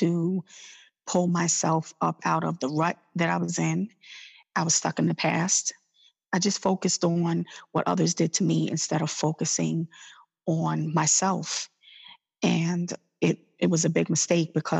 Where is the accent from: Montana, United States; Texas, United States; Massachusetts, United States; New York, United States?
New York, United States; New York City; moved away as an adult; now in Maryland, United States; I'm originally from New York City, and I relocated to Maryland about 16 years ago with my son